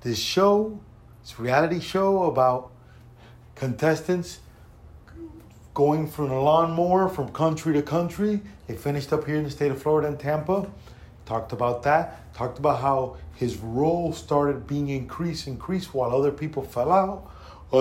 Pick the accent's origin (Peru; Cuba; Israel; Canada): Cuba; I'm from Cuba